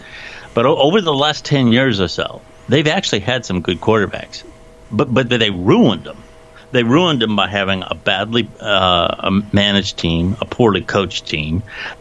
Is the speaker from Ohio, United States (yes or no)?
yes; Canton, Ohio, United States; We're you know, at Canton, Ohio, the Pro Football Hall of Fame. I went to, you know, McKinley